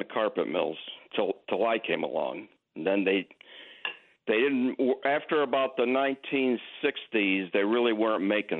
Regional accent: Amsterdam, New York, United States; I'm from Amsterdam, New York, Kirk's hometown.

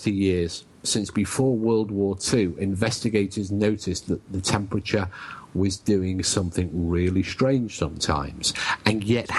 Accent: England, United Kingdom; I'm English.

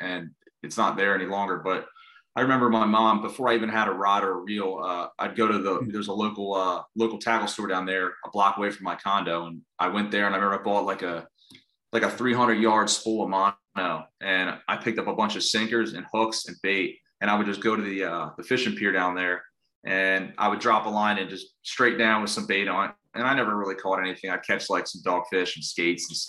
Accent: Bucks County, Pennsylvania, United States; also born or lived in North Wildwood, New Jersey; I'm actually from Bucks County, Pennsylvania, just outside northeast of the city

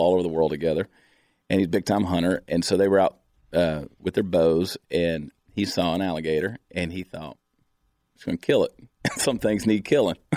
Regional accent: Augusta, Georgia, United States; moved away as an adult; also born or lived in Alabama; now in Texas, United States; I grew up in Augusta, Georgia

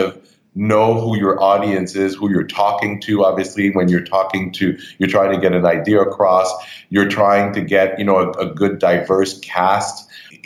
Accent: Montreal, Quebec, Canada; moved away as an adult; now in New York, United States; I grew up in Canada, in Montreal more specifically

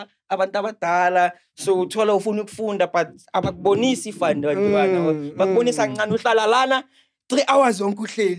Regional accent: Benoni, Gauteng, South Africa; I'm from Benoni. I was born and raised in Benoni. Benoni Crystal Park.

